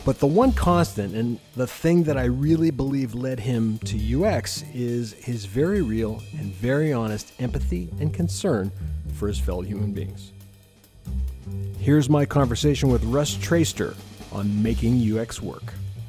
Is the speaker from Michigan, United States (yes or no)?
no; Ohio, United States; now in Maryland, United States; I grew up in Ohio, so I'm used to snow from like, you know, November until, I don't know, April.